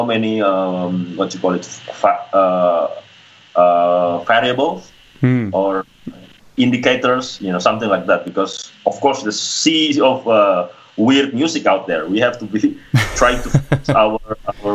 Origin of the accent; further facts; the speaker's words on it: Sulawesi, Indonesia; it was in Sulawesi, my hometown, in an area called Sigi